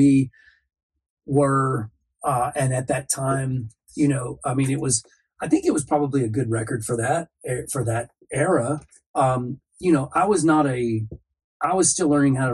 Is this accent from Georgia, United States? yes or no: yes; Cartersville, Georgia, United States; moved away as an adult; also born or lived in Rome, Georgia / Atlanta, Georgia; now in Los Angeles, United States; I was a teenager growing up in Cartersville